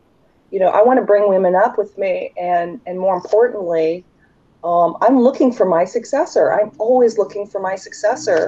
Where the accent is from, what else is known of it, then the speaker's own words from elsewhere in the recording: United States; I'm an American. I'm just here for the summer.